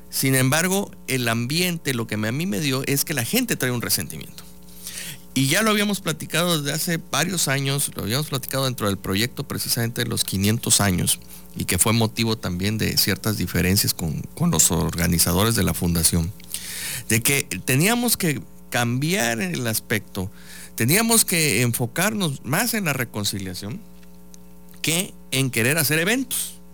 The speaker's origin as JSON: {"language": "Spanish", "region": "Veracruz", "country": "Mexico", "said": "esta forma de visualizarnos como mexicanos, como veracruzanos"}